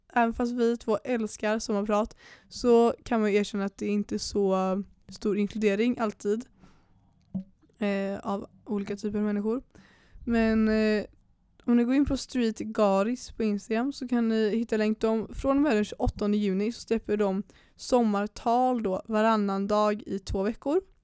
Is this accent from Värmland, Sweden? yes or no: no; Pennygången, Västra Götaland, Sweden; jag är uppväxt på Pennygången